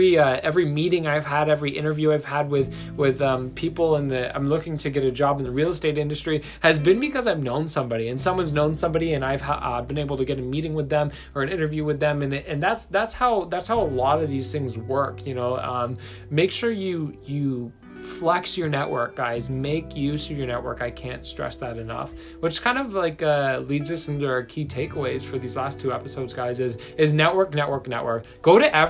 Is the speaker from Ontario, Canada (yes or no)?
yes; Brantford, Ontario, Canada; moved away; back in my hometown of Brantford, Ontario